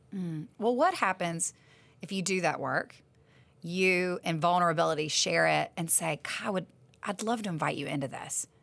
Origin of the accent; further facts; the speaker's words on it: the South, United States; I'm from the South